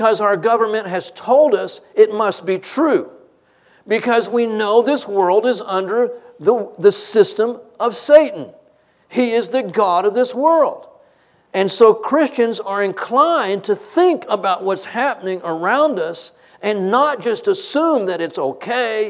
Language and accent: English; United States; also born or lived in Texas; I am not American